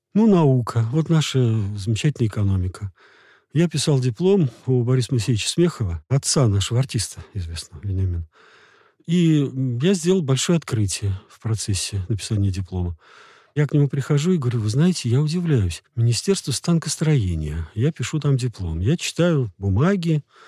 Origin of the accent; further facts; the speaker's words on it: Moscow, Russia; я из Москвы